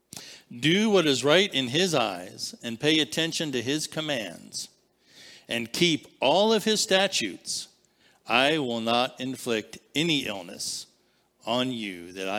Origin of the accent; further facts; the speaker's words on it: Barberton, Ohio, United States; I was born in Barberton Citizens Hospital